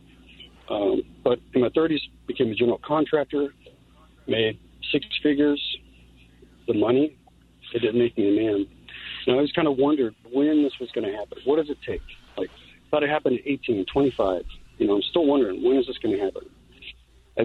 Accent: Los Angeles, California, United States; moved away as an adult; now in St. Paul, United States; I grew up in Los Angeles

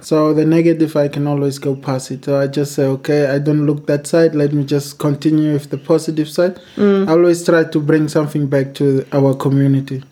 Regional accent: Windhoek, Khomas, Namibia; I'm from Namibia

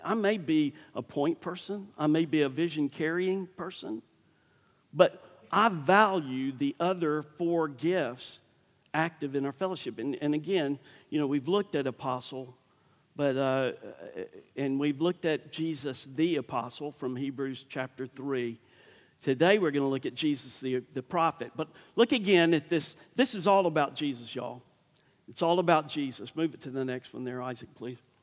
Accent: Starkville, Mississippi, United States; I'm from Starkville

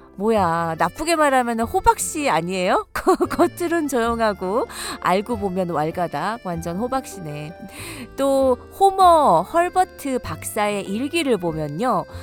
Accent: South Korea; now in United States; 저도 한국인이니까

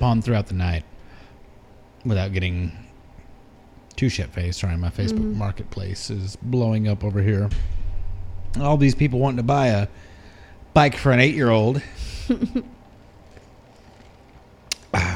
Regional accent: Texas, United States; now in Hawaii, United States; spend some time in Texas visiting family and friends and drinking back in my home state

